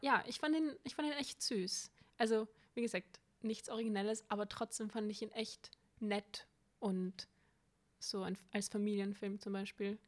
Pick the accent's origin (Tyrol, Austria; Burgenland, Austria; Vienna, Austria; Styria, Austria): Vienna, Austria; ich bin eine waschechte Wienerin